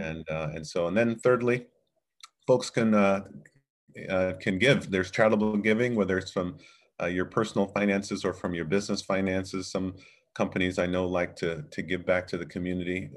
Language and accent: English; Fort Lauderdale, Florida, United States; also born or lived in Jamaica; now in Chicago, United States; came here in nineteen seventy-seven with my parents as a nine-year-old boy and grew up in Fort Lauderdale